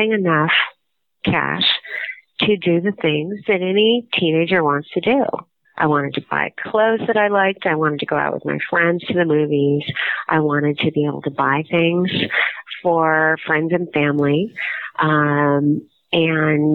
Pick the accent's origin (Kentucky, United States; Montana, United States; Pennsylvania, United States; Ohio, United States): Montana, United States; Missoula; I grew up in Missoula, Montana